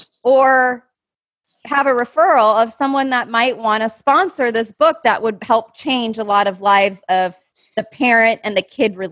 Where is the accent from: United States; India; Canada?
United States; Minnesota; I grew up in Minnesota